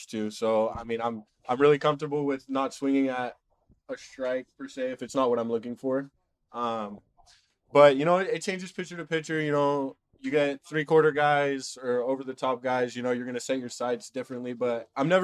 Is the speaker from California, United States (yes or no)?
yes; Huntington Beach, California, United States; I grew up in Huntington Beach, California